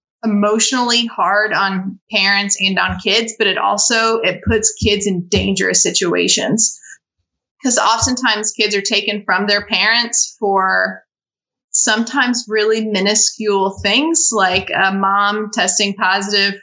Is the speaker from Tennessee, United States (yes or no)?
yes; Tennessee, United States; also born or lived in South Carolina / Denver, Colorado / Eastern Kentucky; now in Knoxville, United States; going to school in South Carolina and growing up in Tennessee